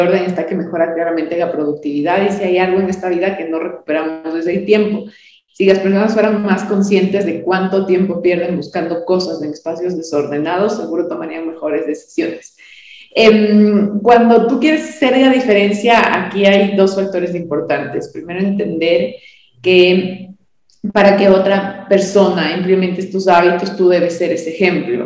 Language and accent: Spanish; Quito, Pichincha, Ecuador; de varios años de, de servir a mi ciudad